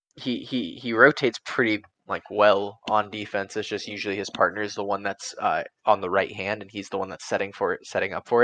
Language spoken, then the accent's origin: English; California, United States; also born or lived in Texas; I'm from California